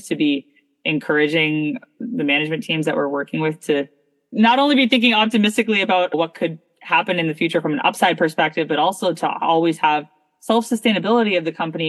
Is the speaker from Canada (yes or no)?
yes; Toronto, Ontario, Canada; also born or lived in Abu Dhabi, United Arab Emirates; now in Boston, United States; I was born in Abu Dhabi. I was raised in Toronto, Canada.